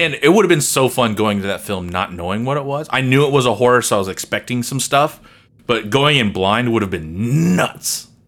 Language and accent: English; United States; as an American